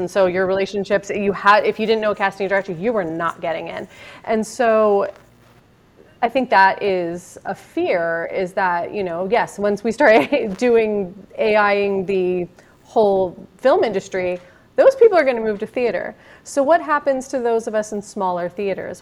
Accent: Marin, California, United States; we grew up in Marin, but out in a little hippie town

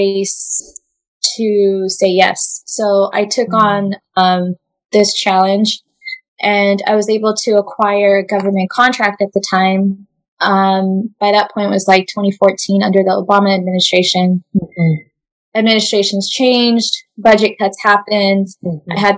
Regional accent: Orange County, California, United States; also born or lived in refugee camp (birthplace); he was able to acquire a job in Orange County. So that's where I grew up.

